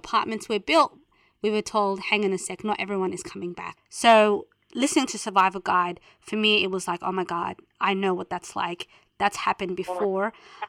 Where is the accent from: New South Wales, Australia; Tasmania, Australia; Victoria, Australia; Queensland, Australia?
Victoria, Australia; Melbourne; I grew up in Carlton, the Housing Commission flats in Carlton